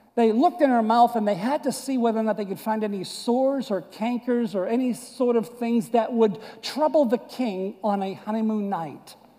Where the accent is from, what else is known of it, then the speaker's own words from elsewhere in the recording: United States; moved away; I was born and raised in Boston and New York area. You can clearly see that this is not deep South accent.